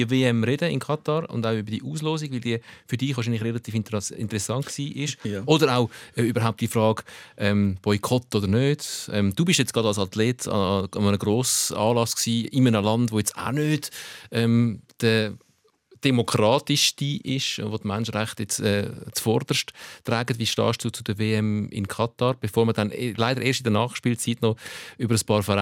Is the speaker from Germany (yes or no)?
no; Italy; Als Italiener ist es einfacher.